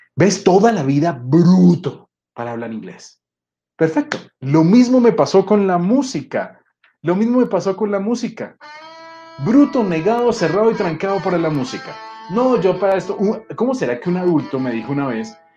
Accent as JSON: {"language": "Spanish", "region": "Bogotá", "country": "Colombia", "also_born_or_lived": "Mexico City, Mexico", "moved": "as an adult", "said": "Yo soy bogotano, soy colombiano, pero vivía en la Ciudad de México"}